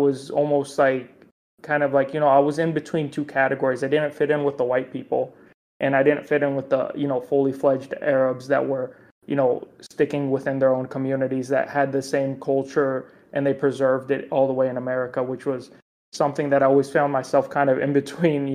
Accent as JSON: {"language": "English", "town": "Chicago", "region": "Illinois", "country": "United States", "tie": "born or raised there", "moved": "yes", "lives_now": "Austin, Texas, United States", "said": "I grew up in the suburbs of Chicago"}